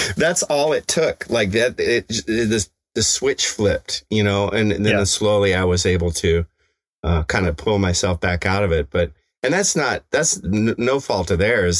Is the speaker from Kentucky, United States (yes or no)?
no; Evergreen, Colorado, United States; in my hometown